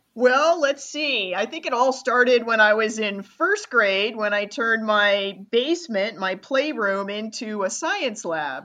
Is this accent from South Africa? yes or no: no; Rochester, New York, United States; moved away; I'm from Rochester, New York